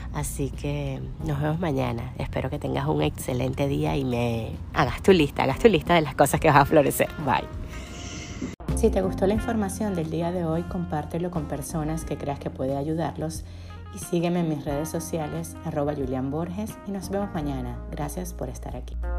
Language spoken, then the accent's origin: Spanish; Venezuela; moved away as an adult; now in United States; Venezuela, que, que es mi país natal.